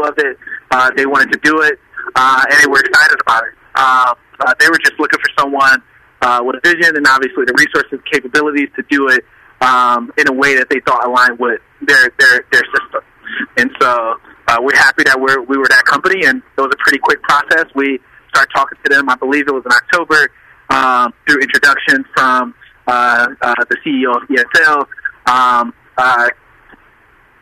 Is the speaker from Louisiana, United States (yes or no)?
no; Detroit, Michigan, United States; I grew up in the Jeffries. I'm a Detroit native, 25.